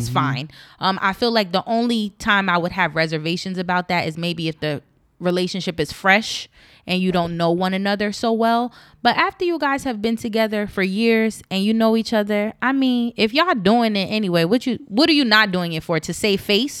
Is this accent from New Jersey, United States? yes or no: yes; East Orange, New Jersey, United States; And I know growing up in East Orange